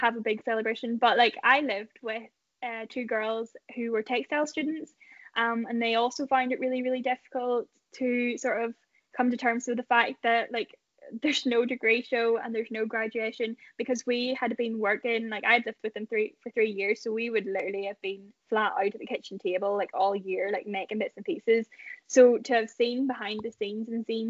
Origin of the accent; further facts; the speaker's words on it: Ballymoney, Northern Ireland, United Kingdom; I'm from Ballymoney